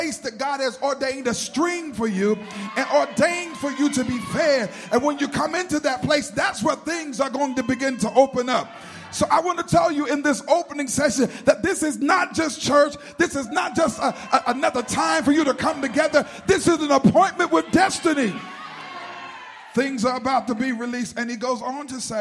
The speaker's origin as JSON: {"language": "English", "region": "North Carolina", "country": "United States", "said": "I'm from North Carolina"}